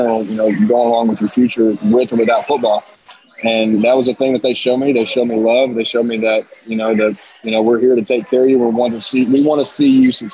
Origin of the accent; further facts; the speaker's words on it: Paintsville, Kentucky, United States; I'm from Paintsville.